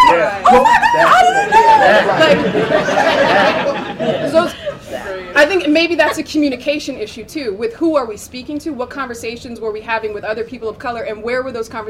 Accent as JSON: {"language": "English", "region": "New Jersey", "country": "United States", "said": "I'm from Jersey."}